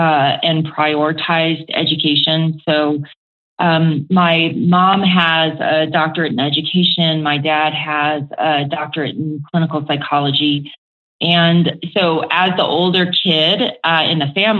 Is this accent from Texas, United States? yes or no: no; Aiea, Hawaii, United States; also born or lived in Oklahoma; now in Colorado, United States; my hometown is a small town called Aiea in Hawaii on the island of Oahu